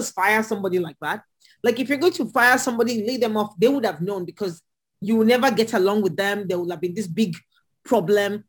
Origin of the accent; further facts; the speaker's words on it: Nigeria; moved away as an adult; also born or lived in Lagos, Nigeria / Atlanta, United States; now in United States; I'm Nigerian